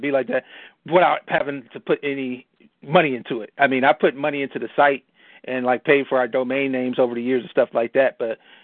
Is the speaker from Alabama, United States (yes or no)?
no; Cleveland, Ohio, United States; Cleveland born and raised, Buckeye born and bred